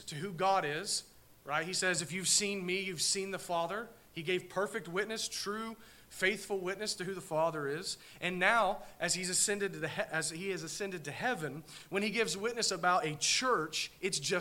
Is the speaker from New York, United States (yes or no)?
no; Southern Ohio, United States; we're from Southern Ohio